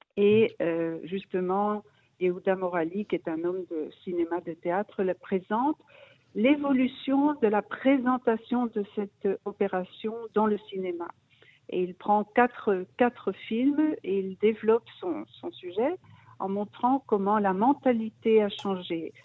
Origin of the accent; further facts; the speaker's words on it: Brussels, Brussels-Capital Region, Belgium; moved away as an adult; now in Israel; je suis, je suis née, j'ai grandi en Belgique, à Bruxelles.